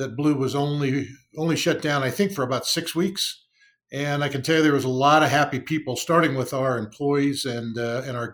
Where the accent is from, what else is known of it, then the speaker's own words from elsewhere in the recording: Arcadia, California, United States; I grew up in Southern California, in a suburb called Arcadia